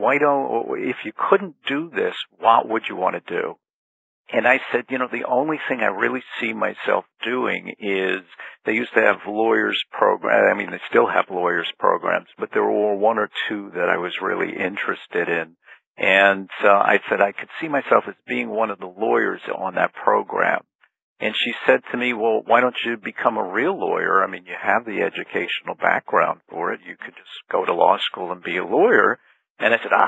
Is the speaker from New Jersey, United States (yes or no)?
yes; New Jersey, United States; also born or lived in Brooklyn, New York; I was born in Brooklyn, New York, but I'm actually, most of my life I've spent in the state of New Jersey